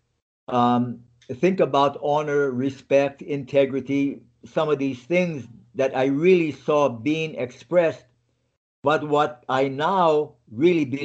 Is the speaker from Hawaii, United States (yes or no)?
yes; Lahaina, Hawaii, United States; moved away as an adult; where I was born and how I grew up in Hawaii.